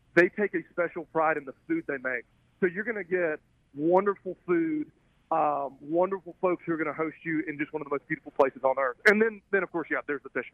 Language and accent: English; Alabama, United States; accent: southern; I'm kind of a Alabama bass bum